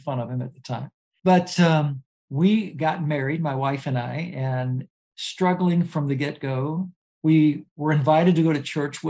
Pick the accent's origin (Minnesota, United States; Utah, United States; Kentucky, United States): Kentucky, United States; Louisville; I am originally from Louisville, Kentucky, and raised in a Christian family